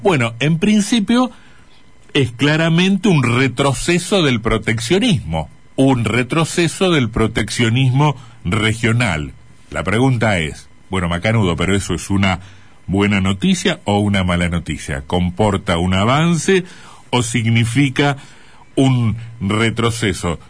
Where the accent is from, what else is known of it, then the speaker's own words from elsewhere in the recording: Argentina; nuestras exportaciones